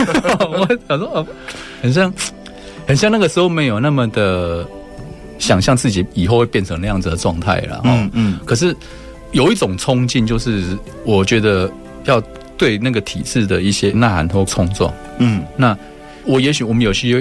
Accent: Shalu, Taichung, Taiwan; 因为我我是在沙鹿的市场长大的小孩，嗯，就是说这种经验事实上阅读。除了课内的课本以外，其他阅读几乎没有。

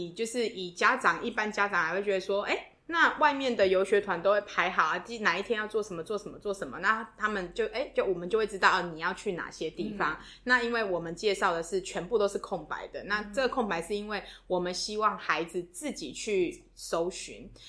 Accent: Taiwan; 我们从台湾来

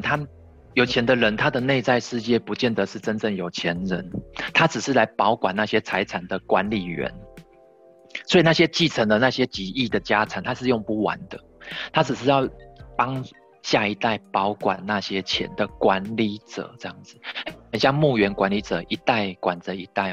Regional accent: Tainan, Taiwan; 我们台南这边有好多豪宅，好大，好大，好漂亮

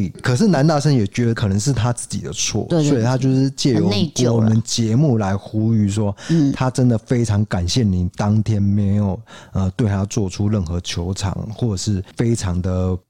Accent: North, Taiwan; 然后他又问我说："在哪里读大学？"那因为我是北部人，他告诉我说："哎，要加油啊！"

